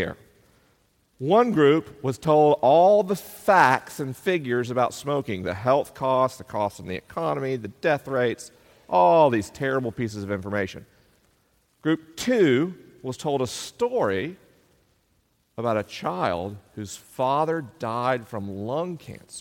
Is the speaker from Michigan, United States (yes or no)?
no; Tallahassee, Florida, United States; my only book launch party in my hometown